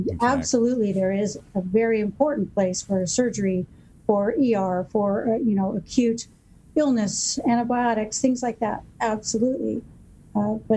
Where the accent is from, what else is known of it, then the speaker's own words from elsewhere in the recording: Newport Beach, California, United States; I grew up here in Newport, and my dad was a family physician